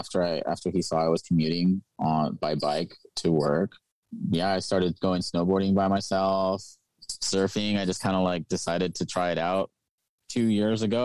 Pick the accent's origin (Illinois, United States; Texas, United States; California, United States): California, United States; Inglewood; moved away as an adult; now in Vancouver; I grew up in Inglewood, California